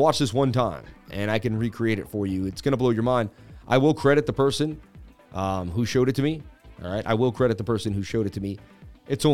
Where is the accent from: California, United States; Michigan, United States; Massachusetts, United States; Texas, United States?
Massachusetts, United States; I was born in Massachusetts where we do it all